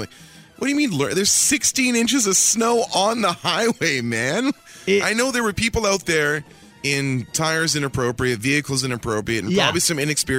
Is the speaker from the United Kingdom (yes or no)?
no; Ontario, Canada; I grew up in Northern Ontario, and this is for sure one of the craziest storms I've seen in 35 years.